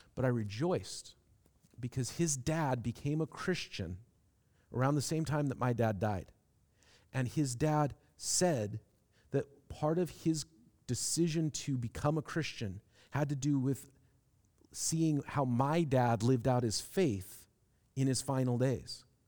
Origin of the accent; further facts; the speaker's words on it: Seattle, Washington, United States; moved away as an adult; also born or lived in Manchester; I'm from Seattle